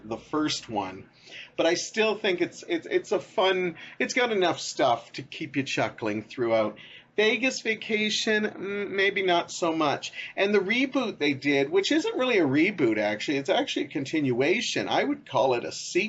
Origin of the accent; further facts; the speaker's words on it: Canada; me being Canadian